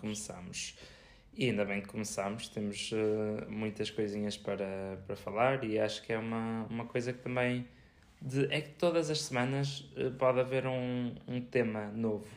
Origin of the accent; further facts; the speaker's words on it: Viseu, Centro, Portugal; nós somos de Viseu e, eh, e somos Viseu, Portugal